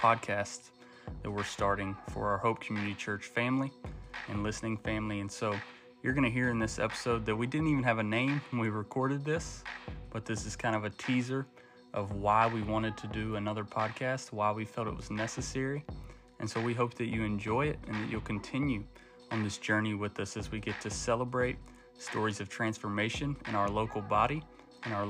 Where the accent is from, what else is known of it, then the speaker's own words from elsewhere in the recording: Shelby, North Carolina, United States; also born or lived in Mars Hill, North Carolina; I grew up in Shelby